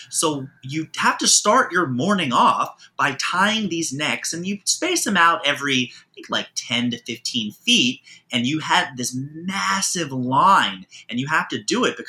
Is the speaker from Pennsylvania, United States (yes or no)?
no; Baltimore, Maryland, United States; also born or lived in Manhattan, New York City; now in New York City, United States; I grew up in Baltimore, Maryland, which is more of the county area